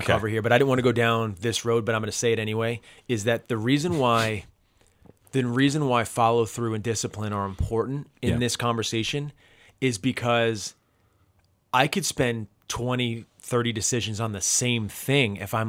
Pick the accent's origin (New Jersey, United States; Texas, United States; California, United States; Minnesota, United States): New Jersey, United States; I love a good diner. I'm from New Jersey.